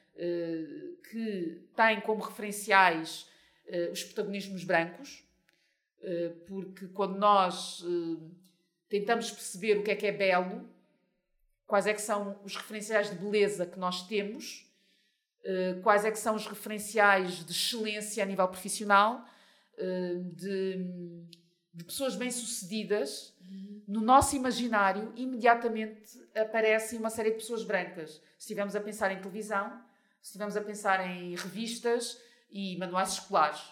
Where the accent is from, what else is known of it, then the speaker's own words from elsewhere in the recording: Portugal; first language Portuguese; also born or lived in Mozambique; Eu vivo em Portugal desde os meus três anos, portanto, eu cresci em Portugal